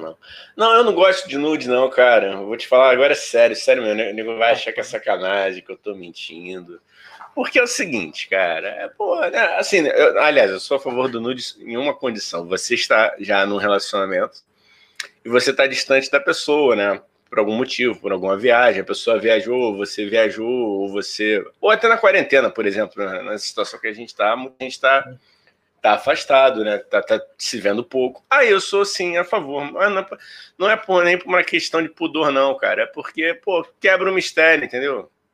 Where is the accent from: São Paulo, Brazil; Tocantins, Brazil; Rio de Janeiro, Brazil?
Rio de Janeiro, Brazil; eu que fui criado na Vila da Penha